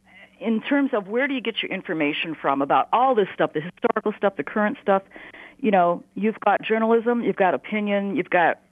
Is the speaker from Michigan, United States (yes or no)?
yes; Detroit, Michigan, United States; now in Harrison Township, United States; I'm 66. I grew up in Detroit.